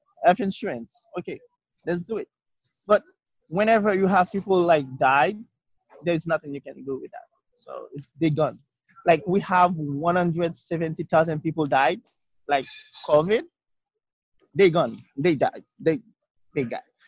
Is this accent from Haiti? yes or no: yes; Haiti; English is a second language; moved away as an adult; now in United States; I came from Haiti